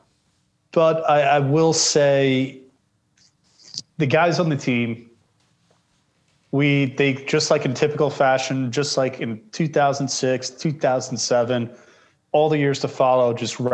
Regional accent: Long Island, New York, United States; I grew up on Long Island

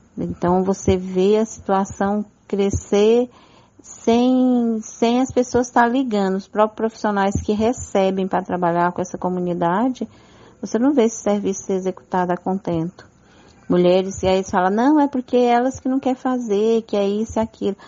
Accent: Brazil; não só como indígena, mas como brasileira

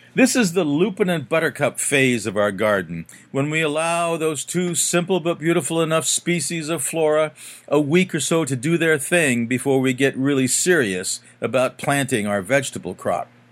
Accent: Aurora, Colorado, United States; now in Orono, United States; my hometown of Aurora, Colorado

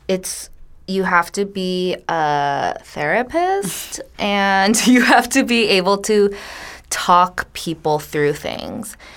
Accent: United States; We are Korean American women. We were all born here, um, but we grew up in this Korean American church

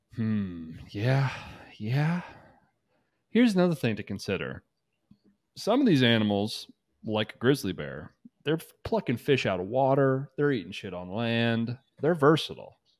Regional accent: United States; I'm from America

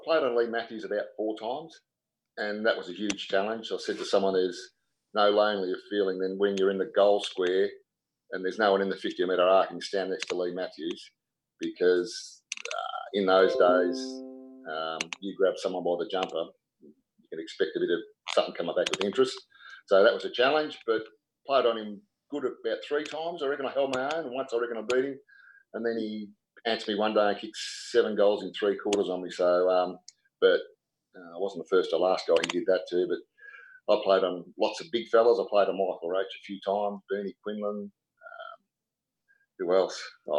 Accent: Wangaratta, Victoria, Australia; I come down from Wangaratta, right?

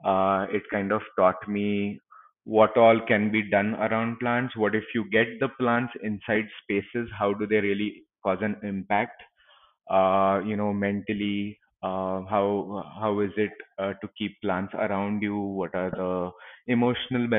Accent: Pune, Maharashtra, India; also born or lived in Los Angeles; I've been born and brought up in Pune itself

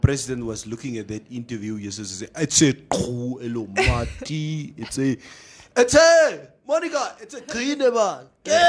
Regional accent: Swakopmund, Erongo, Namibia; now in Otjiwarongo, Namibia; Bason, I'm telling you, it is difficult being here in Ochivarongo. Because I'm from Swakopmund. There is natural air conditioner there in Swakopmund.

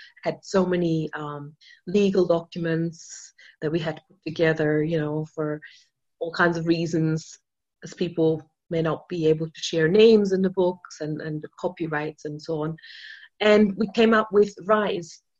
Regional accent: Austria; English is a second language; I mean, I'm not even a native English speaker. I'm from Austria, right?

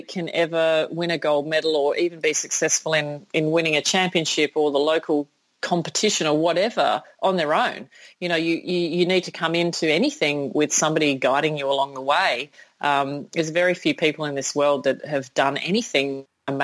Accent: Sydney, New South Wales, Australia; in my hometown, in my home country

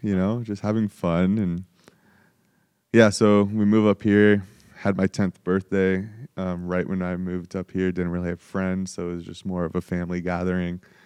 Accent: Spokane, Washington, United States; also born or lived in San Diego, California; so I was born in San Diego, um, moved to Spokane, um, when I was just about to be turning ten.

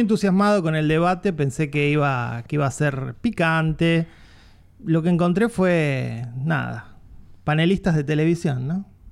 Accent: Argentina

